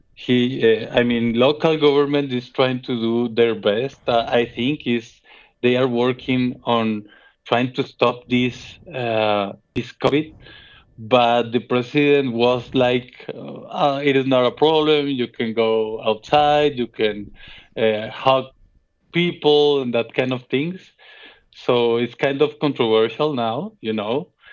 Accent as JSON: {"language": "English", "country": "Colombia", "moved": "as an adult", "lives_now": "Guadalajara, Mexico", "said": "I am from Colombia"}